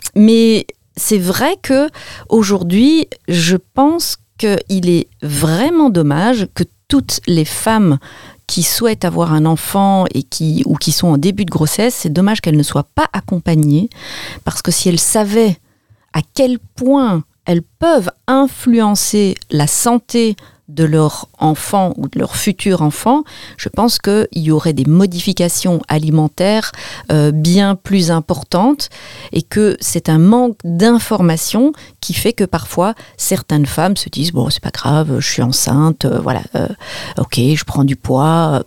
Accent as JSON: {"language": "French", "country": "Belgium", "said": "je suis belge"}